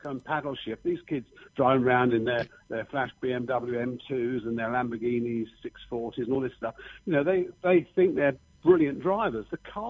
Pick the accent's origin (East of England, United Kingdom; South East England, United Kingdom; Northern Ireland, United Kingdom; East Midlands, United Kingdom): East of England, United Kingdom; Letchworth Garden City; Letchworth Garden City, which is obviously my hometown where I was born